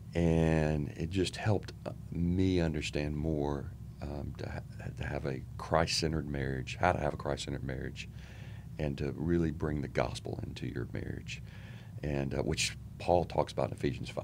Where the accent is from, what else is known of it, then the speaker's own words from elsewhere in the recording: Charlotte, North Carolina, United States; I grew up in Charlotte, um, went to Albemarle Road Junior High School